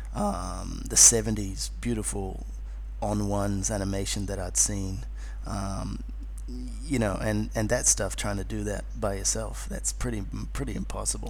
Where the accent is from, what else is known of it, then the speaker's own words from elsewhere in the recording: Wellington, New Zealand; accent: New Zealand; moved away as an adult; now in Australia; This is in Wellington, you know, where I grew up in New Zealand